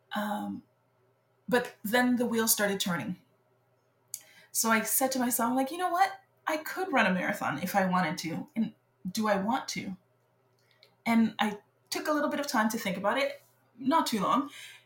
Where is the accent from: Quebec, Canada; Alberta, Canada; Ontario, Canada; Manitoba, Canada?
Quebec, Canada; Montreal; first language French; English is a second language; moved away as an adult; now in Victoria, Canada; I grew up in Montreal, so I've always been a life, an island girl. I grew up on the island of Montreal